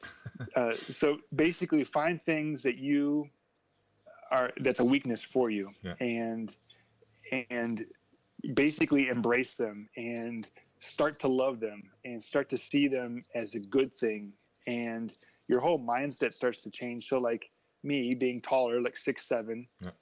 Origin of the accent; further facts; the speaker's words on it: Indiana, United States; moved away as an adult; also born or lived in New Zealand; I'm from Indiana uh, in the United States